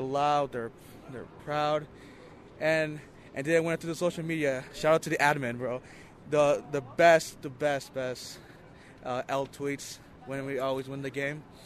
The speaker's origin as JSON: {"language": "English", "town": "Salt Lake City", "region": "Utah", "country": "United States", "tie": "born or raised there", "said": "I was born and raised in Salt Lake, but in my heart, I'm Peruvian"}